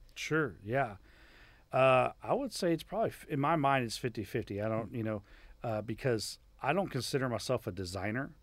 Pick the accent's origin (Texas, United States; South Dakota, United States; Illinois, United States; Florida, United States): Florida, United States; Miami; moved away; growing up in Miami was awesome